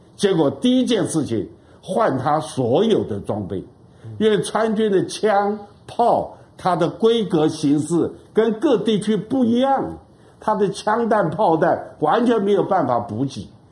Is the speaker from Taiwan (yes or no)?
yes; Taiwan; 我们台湾人